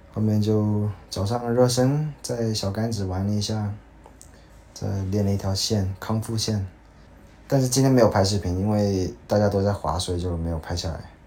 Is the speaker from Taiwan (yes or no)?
no; China; 他们也会问你你是哪里的，然后。就跟他回答，然后他们说啊，Chinese，